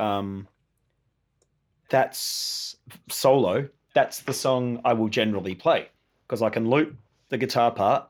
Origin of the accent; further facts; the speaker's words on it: Tasmania, Australia; also born or lived in Hobart, Tasmania / Queenstown, Tasmania; I was born in Hobart, but I, I kind of spent the first couple of years of my life growing up on the west coast of Tasmania.